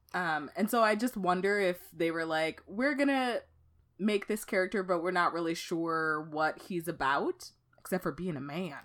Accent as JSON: {"language": "English", "town": "Dallas", "region": "Texas", "country": "United States", "tie": "born or raised there", "moved": "as an adult", "lives_now": "Minnesota, United States"}